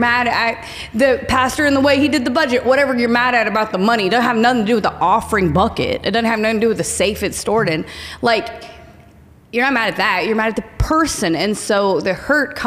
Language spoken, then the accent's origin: English; Oklahoma, United States; I am from Oklahoma.